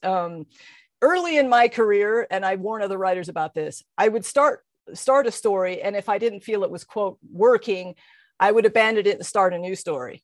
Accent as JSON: {"language": "English", "region": "Colorado", "country": "United States", "tie": "born or raised there", "moved": "yes", "said": "my hometown in Colorado"}